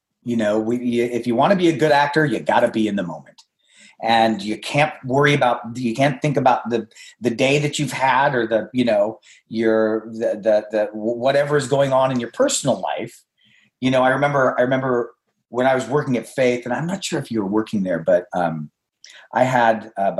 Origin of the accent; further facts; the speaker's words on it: India; in my home, when I was growing up, I'm Indian, and, you know, food is love.